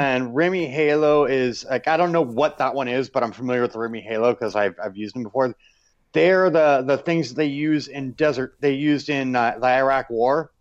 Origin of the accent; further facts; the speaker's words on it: United States; moved away; I'm still American